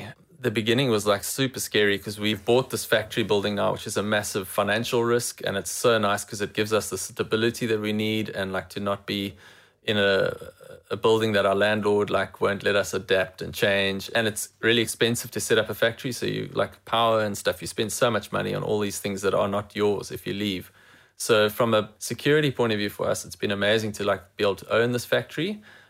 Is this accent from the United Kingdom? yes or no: yes; England, United Kingdom; As an English person, I don't have the negative connotation